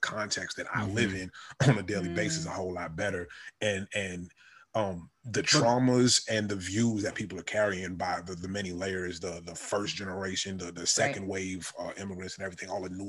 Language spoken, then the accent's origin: English; New York, United States; And I wore the t-shirt because it was something that my sisters got me because we're from New York.